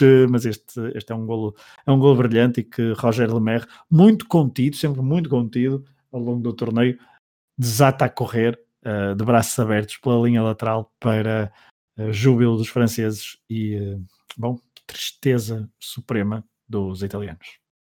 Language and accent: Portuguese; Portugal; nos diz muito enquanto portugueses